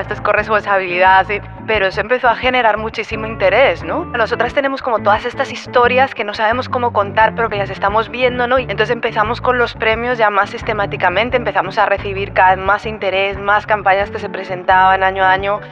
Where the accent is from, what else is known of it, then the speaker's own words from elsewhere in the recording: Spain; moved away as an adult; now in Colombia; creciendo en una sociedad como la española